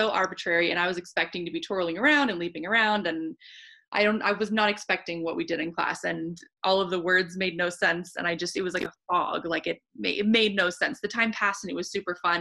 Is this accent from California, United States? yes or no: yes; San Diego, California, United States; moved away as an adult; I grew up in San Diego and I had lived in San Diego my whole life